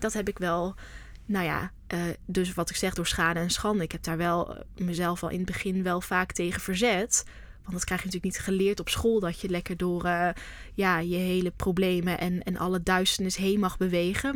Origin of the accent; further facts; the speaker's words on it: North Brabant, Netherlands; also born or lived in Amsterdam; now in Vught, Netherlands; Maar ik kom niet uit Amsterdam, ik kom uit Brabant